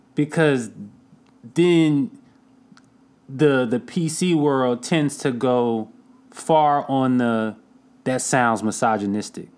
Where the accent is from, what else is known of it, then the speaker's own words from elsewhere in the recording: Durham, North Carolina, United States; I'm from Durham, North Carolina